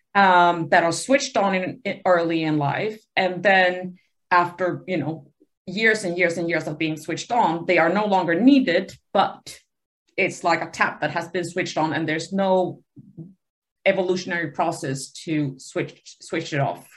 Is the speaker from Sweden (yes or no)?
yes; Sweden; moved away; also born or lived in Buenos Aires, Argentina; So I grew up um, in Sweden um, and um, went to university there at the Uppsala University